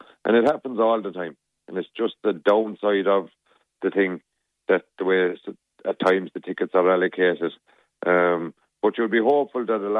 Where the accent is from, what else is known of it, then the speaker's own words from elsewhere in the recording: Munster, Ireland; I grew up in Fiona, 6 miles from the Cork border.